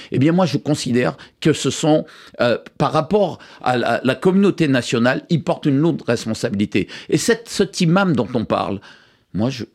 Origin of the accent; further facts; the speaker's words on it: Guadeloupe, France; je suis guadeloupéen, 100% français, je suis simplement d'origine libanaise